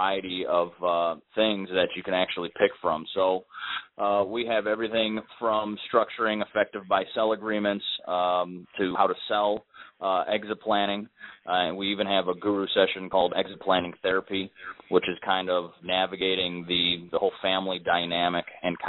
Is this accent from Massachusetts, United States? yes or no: no; Cleveland, Ohio, United States; I'm from Cleveland as well